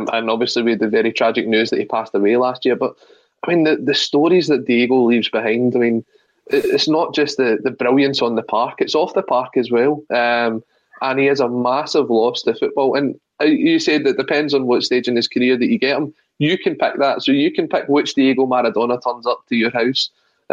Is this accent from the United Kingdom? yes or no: yes; Scotland, United Kingdom; as a Scotsman